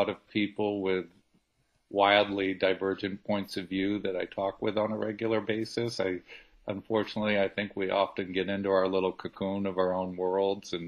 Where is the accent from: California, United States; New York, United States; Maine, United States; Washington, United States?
Maine, United States; Brunswick; I was a business owner in Brunswick, my hometown